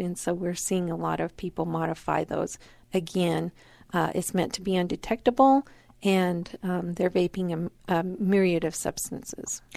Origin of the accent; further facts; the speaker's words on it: Wyoming, United States; moved away; I grew up in Wyoming.